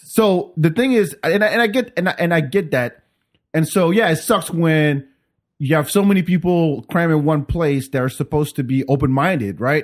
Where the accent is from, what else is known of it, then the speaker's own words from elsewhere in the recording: Paris, Île-de-France, France; also born or lived in Africa; now in Austin, United States; I grew up in Paris.